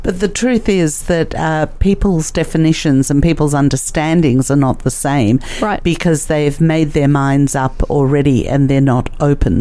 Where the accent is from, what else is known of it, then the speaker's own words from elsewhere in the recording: Australia; also born or lived in Russia; I was born in Russia, and I came to Australia when I was three or four years old